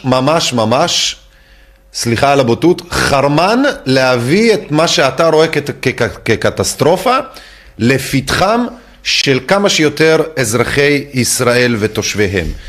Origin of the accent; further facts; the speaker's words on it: France; now in Israel; בתור צרפתי שיודע את הדברים, או יותר נכון, אה, עולה מצרפת